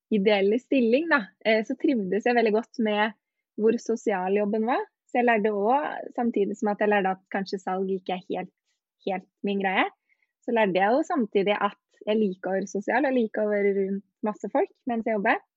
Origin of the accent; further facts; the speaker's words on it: Os, Vestland, Norway; moved away; jeg dro tilbake til hjemplassen min på Os